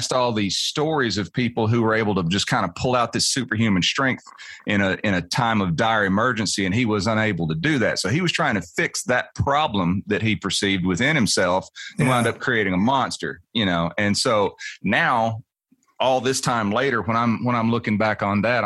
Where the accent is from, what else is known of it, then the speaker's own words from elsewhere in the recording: Nashville, Tennessee, United States; I was born here and I live here